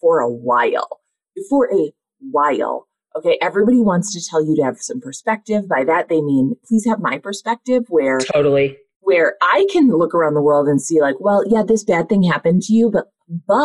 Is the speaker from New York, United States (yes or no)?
no; Minnesota, United States; I'm from Minnesota